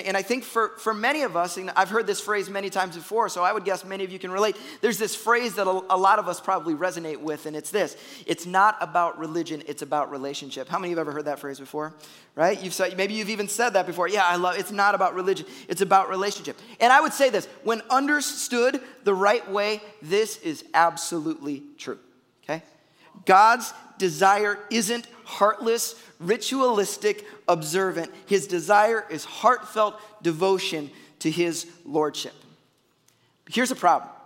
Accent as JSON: {"language": "English", "town": "Chicago", "region": "Illinois", "country": "United States", "moved": "yes", "said": "I'm a Bears fan. I'm from Chicago."}